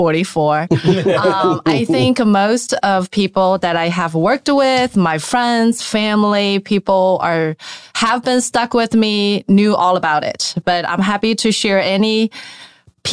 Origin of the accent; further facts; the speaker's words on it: China; moved away; I was born in China, 1979